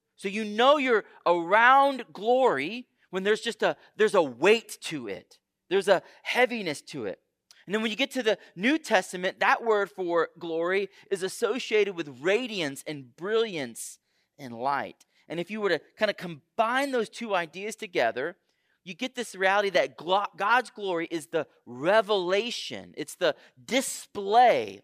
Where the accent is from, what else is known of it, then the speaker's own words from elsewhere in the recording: Houston, Texas, United States; moved away; I grew up in Houston, Texas